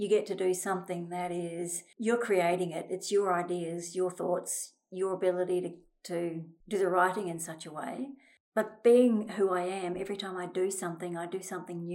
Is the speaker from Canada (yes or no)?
no; New Zealand; moved away; I came from New Zealand and I was brought up in a family where my mother did all sorts of things